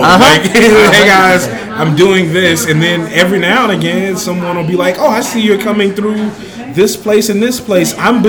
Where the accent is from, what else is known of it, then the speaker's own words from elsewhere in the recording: Bernice, Louisiana, United States; moved away as an adult; now in Des Moines, United States; Yes, I grew up in Bernice, Louisiana, which is a small town in north central Louisiana. It's like 10 minutes south of the Arkansas border.